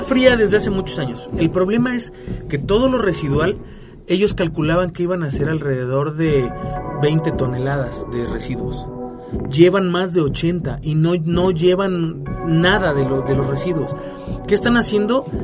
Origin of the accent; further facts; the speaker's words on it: Mexico; como mexicanos